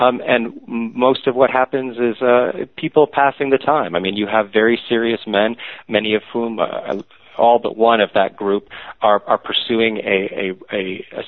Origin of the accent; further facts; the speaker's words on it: New York City, New York, United States; I grew up in New York City, raised by essentially agnostic Orthodox Jews